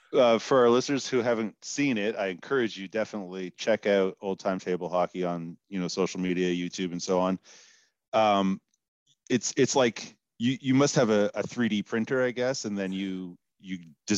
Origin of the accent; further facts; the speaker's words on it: East Coast, United States; I grew up on the East Coast, so maybe it's a regional thing